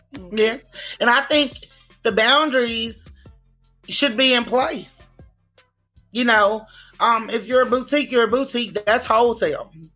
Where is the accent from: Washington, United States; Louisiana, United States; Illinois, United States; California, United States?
Louisiana, United States; Shreveport; I'm from Shreveport, Louisiana